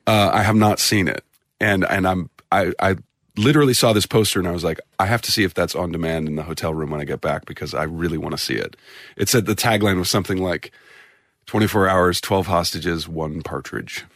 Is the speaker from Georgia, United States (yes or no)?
no; St. Louis, Missouri, United States; I'm from, uh, the Midwest. I'm from Saint Louis, Missouri